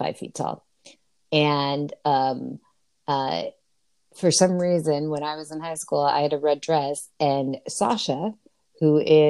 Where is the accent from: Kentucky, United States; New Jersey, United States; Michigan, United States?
New Jersey, United States; I'm from New Jersey.